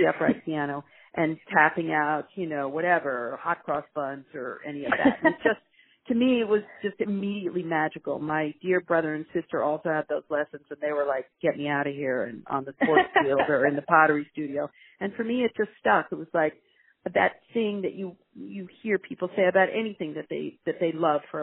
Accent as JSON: {"language": "English", "region": "Virginia", "country": "United States", "tie": "born or raised there", "moved": "yes", "lives_now": "New York, United States", "said": "this is my home state of Virginia"}